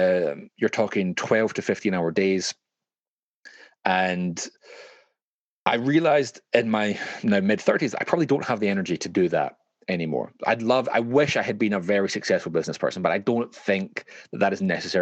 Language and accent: English; Glasgow, Scotland, United Kingdom; now in London, United Kingdom; growing up in Glasgow, things are a lot cheaper than they are when you're kind of raising your kids in London